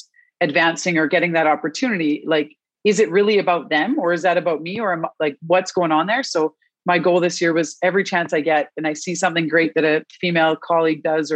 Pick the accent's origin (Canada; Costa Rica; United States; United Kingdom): Canada; I am Canadian.